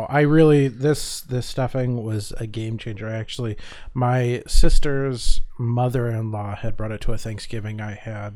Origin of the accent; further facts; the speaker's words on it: Midwest, United States; growing up in the Midwest